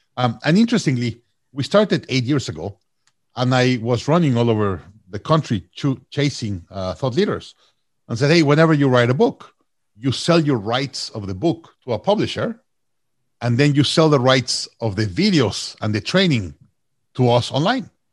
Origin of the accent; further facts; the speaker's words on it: Mexico; also born or lived in Austin, Texas; now in Toronto, Canada; I'm from Mexico originally